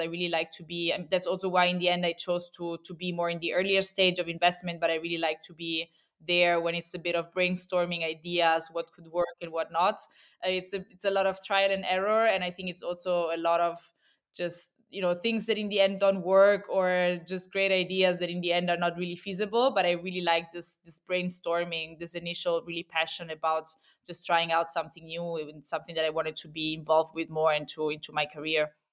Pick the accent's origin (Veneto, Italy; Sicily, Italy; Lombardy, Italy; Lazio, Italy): Lazio, Italy; Rome; moved away as an adult; also born or lived in Milan / Barcelona; now in Berlin, Germany; I'm, uh, originally Italian. I'm actually from Rome.